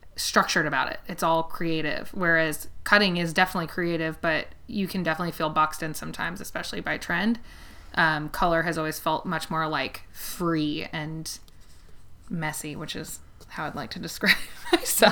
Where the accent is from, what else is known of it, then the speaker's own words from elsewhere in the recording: Los Angeles, California, United States; moved away as an adult; now in Kentucky, United States; I grew up in outside of Los Angeles. I actually grew up in the Valley